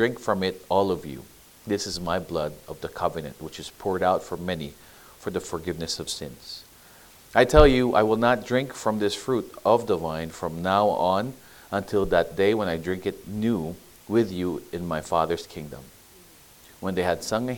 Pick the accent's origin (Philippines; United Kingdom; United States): Philippines; Baguio, Cordillera Administrative Region; where I grew up in Baguio